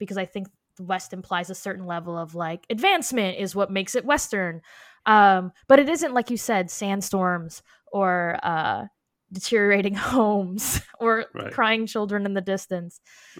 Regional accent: Algeria; I'm from Algeria, and we're not even considered Arab technically. We're considered Arabized Berbers or Amazigh.

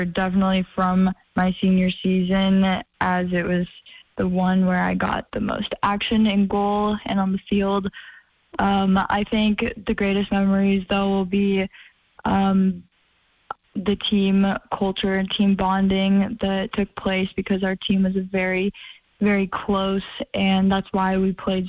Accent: Billings, Montana, United States; So I think I'm very fortunate that I grew up in Billings, because there was really good opportunities there.

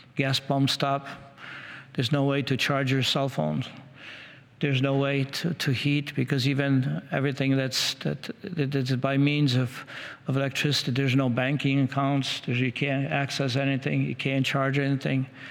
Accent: Washington, District of Columbia, United States; I come from Washington, D.C. area

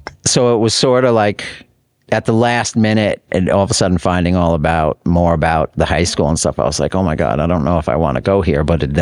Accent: North Massapequa, New York, United States; also born or lived in Queens, New York; I grew up in North Massapequa. The main... local public high school was Plain Edge High School

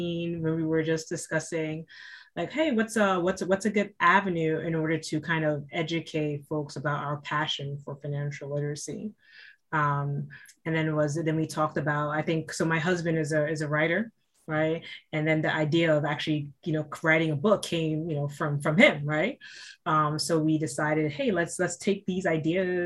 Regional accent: New York City, New York, United States; Me and Kanae, we grew up in Brooklyn, New York

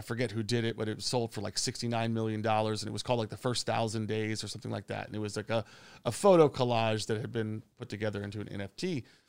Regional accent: Long Island, New York, United States; moved away as an adult; also born or lived in Shenzhen, China / Bangkok, Thailand; now in Phuket, Thailand; I'm originally from New York or just outside the city in Long Island.

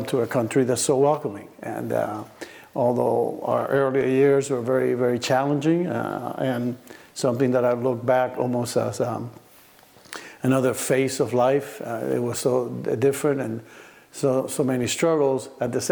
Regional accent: Cuba; also born or lived in Miami; now in Oregon, United States; I grew up in Cuba. I was born in Cuba.

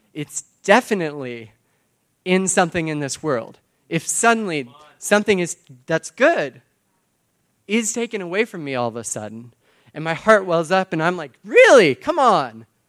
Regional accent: Texas, United States; now in Boston, United States; I'm from Texas originally

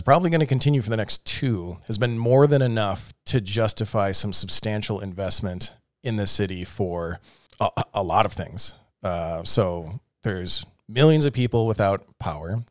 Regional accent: Milwaukee, Wisconsin, United States; now in Austin, United States; I grew up in Milwaukee, Wisconsin

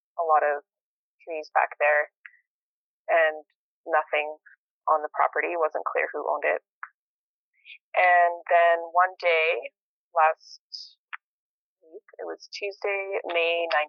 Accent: St. Albert, Alberta, Canada; moved away as an adult; also born or lived in Edmonton, Canada; now in Nelson, Canada; I grew up in St. Albert, outside of Edmonton.

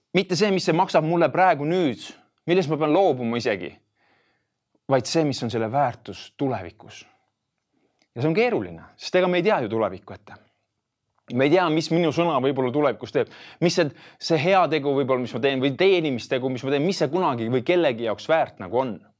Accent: Tartu, Tartu County, Estonia; ma olen äh, põline tartlane, kui nii võib öelda ja olen, olen elanud selles linnas siis Tartus äh, nelikümmend kolm aastat

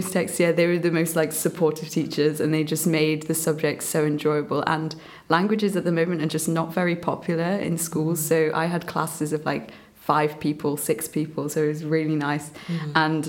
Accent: England, United Kingdom; also born or lived in Myanmar; Yeah, so I guess starting from the beginning as well, I was born in Burma, and I grew up with my grandparents for the first few years there. My parents started their life here in England, and I moved over when I was quite young. I was like 3.

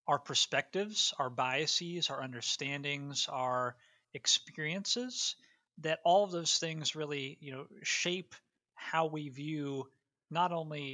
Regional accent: Ohio, United States; teaching in a completely different context from where I was raised in Northeast Ohio, I was teaching down in rural South Carolina

